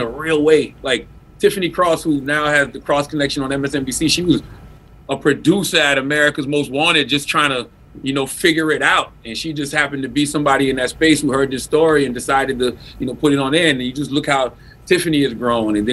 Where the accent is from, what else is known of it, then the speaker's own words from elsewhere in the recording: South Carolina, United States; moved away; I'm from South Carolina